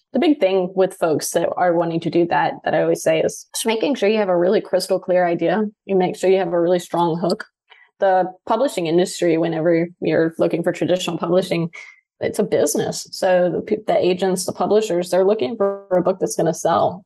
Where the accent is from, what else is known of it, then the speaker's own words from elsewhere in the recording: Louisiana, United States; moved away as an adult; also born or lived in Seattle; I was moving from Louisiana to Seattle